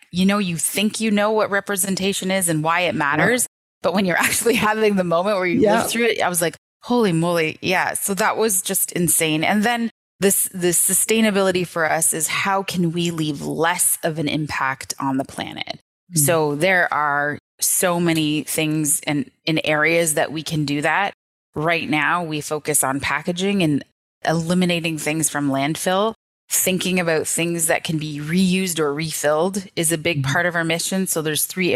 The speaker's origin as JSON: {"language": "English", "town": "Toronto", "region": "Ontario", "country": "Canada", "tie": "born or raised there", "lives_now": "St. Catharines, Canada", "said": "I grew up in Native public housing in Scarborough."}